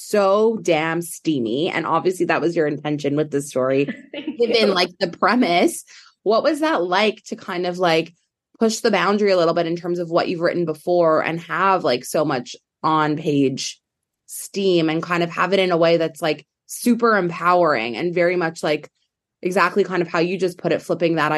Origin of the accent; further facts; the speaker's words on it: Canada; growing up in Canada